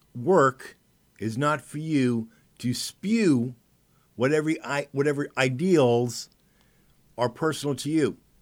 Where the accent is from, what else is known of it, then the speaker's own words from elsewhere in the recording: United States; As an American